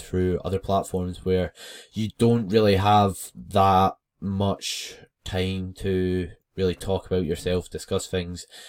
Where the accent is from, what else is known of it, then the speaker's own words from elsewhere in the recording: West Lothian, Scotland, United Kingdom; I am from West Lothian, which is somewhere in Scotland